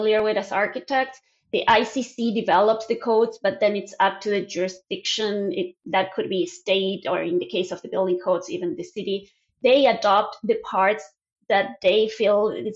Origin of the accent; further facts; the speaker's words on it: Argentina; English is a second language; moved away as an adult; now in United States; As you can probably tell by my accent, I'm originally from Argentina. That's where I studied architecture.